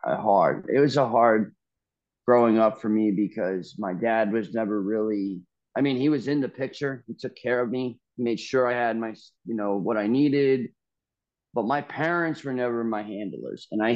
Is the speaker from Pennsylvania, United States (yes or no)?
no; Long Island, New York, United States; also born or lived in Largo, Florida; now in Midwest, United States; Growing up on Long Island